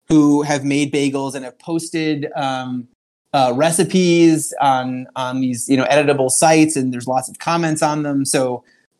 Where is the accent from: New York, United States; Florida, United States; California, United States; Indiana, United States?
New York, United States; Long Island; I grew up on Long Island in New York